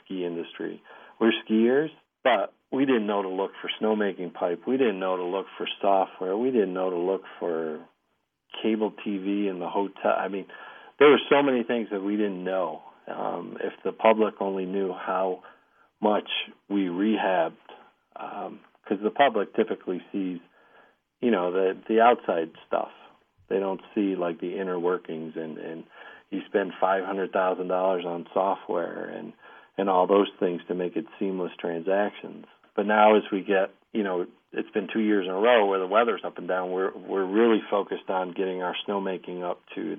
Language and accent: English; Elmira, New York, United States; I'm from Elmira. I'm an hour away